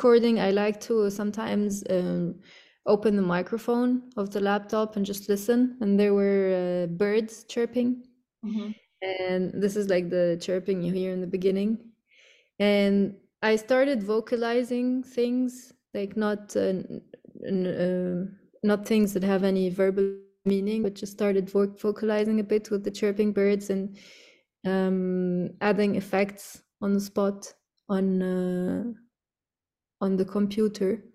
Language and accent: English; Cairo, Cairo Governorate, Egypt; now in Beirut, Lebanon; growing up in Cairo